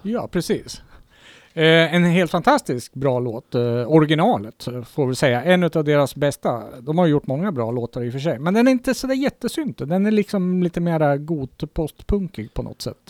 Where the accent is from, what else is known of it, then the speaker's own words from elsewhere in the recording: Kungsör, Västmanland, Sweden; ett lokalt band hemma i Kungsör